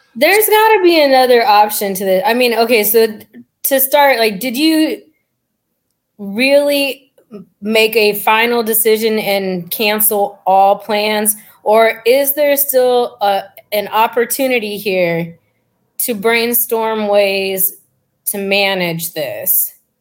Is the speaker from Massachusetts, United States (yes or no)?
no; Fremont, California, United States; also born or lived in San Diego; I grew up in the Bay Area, uh, right outside of San Francisco and Fremont